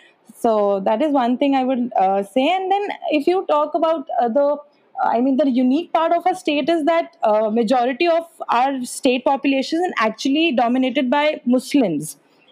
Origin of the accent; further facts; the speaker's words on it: Jammu, Jammu and Kashmir, India; she's from Kashmir, I'm from Jammu. We have, I mean, I think everything is different. Our food, our language, our culture, our festivals, everything is very much different.